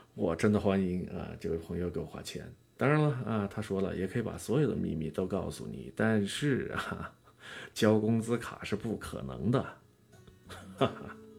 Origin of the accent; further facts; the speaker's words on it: Yunnan, China; 用咱们云南话说的